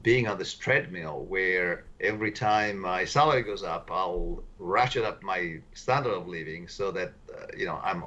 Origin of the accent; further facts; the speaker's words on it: Italy; moved away as an adult; now in United States; I come from Italy